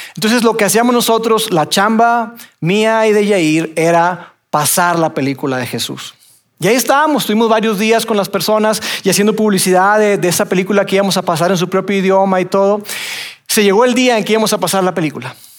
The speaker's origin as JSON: {"language": "Spanish", "country": "Mexico", "said": "nosotros somos mexicanos"}